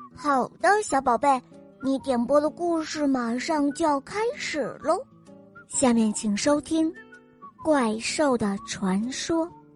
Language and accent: Chinese; Harbin, Heilongjiang, China; 我六岁了，我来自美丽的哈尔滨